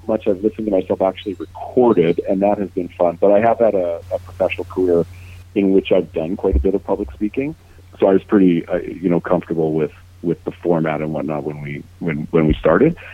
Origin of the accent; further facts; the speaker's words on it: Thompson, Manitoba, Canada; also born or lived in Winnipeg; now in Toronto, Canada; making our childhoods uh, pretty special in Thompson